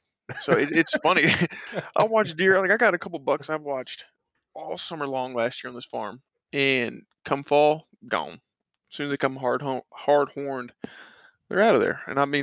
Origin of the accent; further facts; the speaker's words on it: Virginia, United States; also born or lived in Florida; as I was so pleasantly introduced by my guy Trev there. I'm from Virginia and spent some time down in Florida and was able to come back home here to Virginia. Back where I was born and raised